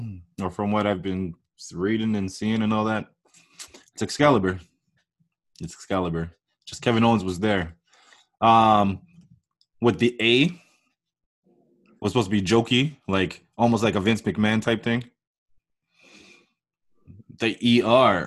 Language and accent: English; Canada; as a Canadian that knows French